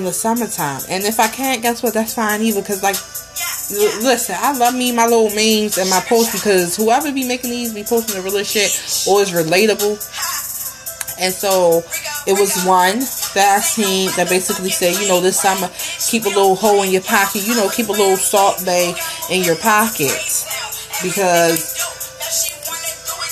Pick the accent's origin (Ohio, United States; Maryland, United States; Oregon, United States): Maryland, United States; Baltimore; I grew up, born and raised in Baltimore